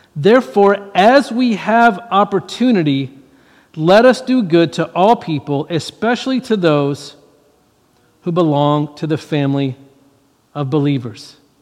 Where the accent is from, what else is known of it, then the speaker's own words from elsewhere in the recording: Louisiana, United States; I grew up in Louisiana, I grew up in the South